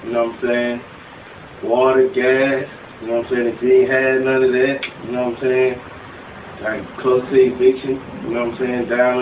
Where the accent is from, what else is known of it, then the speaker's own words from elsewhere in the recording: Atlanta, Georgia, United States; also born or lived in Ohio; I grew up in Atlanta, Georgia, like in Decatur, Zone 6